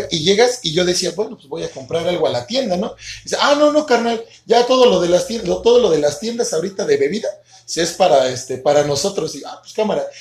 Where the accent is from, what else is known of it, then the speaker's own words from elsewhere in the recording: Mexico City, Mexico; chilango, la neta los amo y también los extraño.